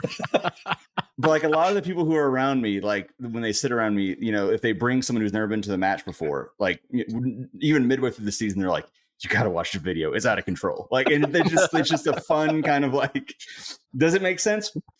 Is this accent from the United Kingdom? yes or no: no; Cary, North Carolina, United States; I grew up in Cary